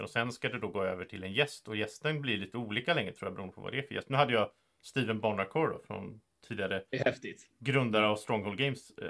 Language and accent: Swedish; Sweden; Så, så en sak som är ganska rolig som svensk är att det är väldigt många amerikaner och så som, upp, som tycker om att höra saker om Sverige och hur det är i Sverige och vad gör vi här och hit och dit.